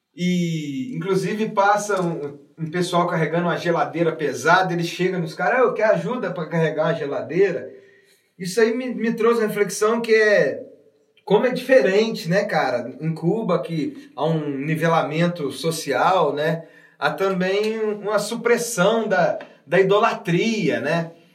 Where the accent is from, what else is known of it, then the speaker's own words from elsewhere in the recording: South of Minas Gerais, Brazil; o sul de Minas que é a minha terra